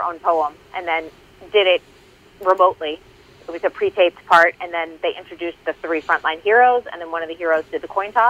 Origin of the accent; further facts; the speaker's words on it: Boston, Massachusetts, United States; I'm from Boston.